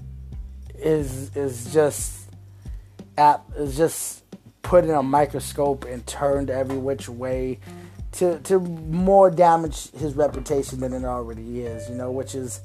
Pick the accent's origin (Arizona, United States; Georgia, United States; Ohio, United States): Arizona, United States; Phoenix; I come from Phoenix